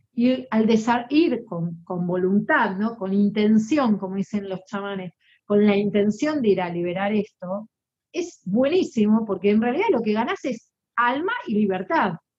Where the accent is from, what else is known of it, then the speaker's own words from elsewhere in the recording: Argentina; Soy argentina